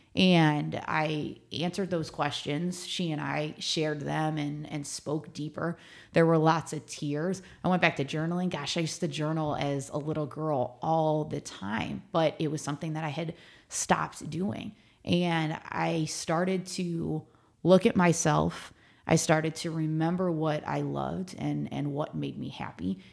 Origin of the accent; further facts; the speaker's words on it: Mentor, Ohio, United States; moved away as an adult; also born or lived in Brooklyn, New York; now in San Antonio, United States; I'm from near Cleveland, Ohio.